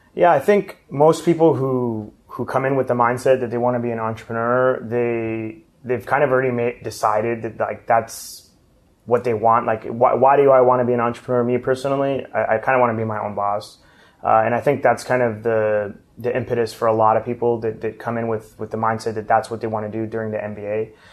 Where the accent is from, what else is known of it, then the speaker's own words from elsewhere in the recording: Los Angeles, California, United States; moved away as an adult; now in Washington, D.C., United States; I'm originally from Los Angeles